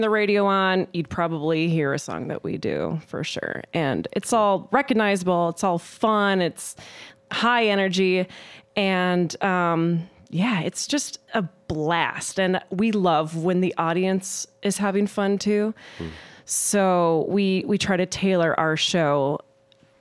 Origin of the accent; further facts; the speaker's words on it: Mankato, Minnesota, United States; also born or lived in Twin Cities, Minnesota; I'm from Mankato, and you know, I have family and friends here, and I went to school here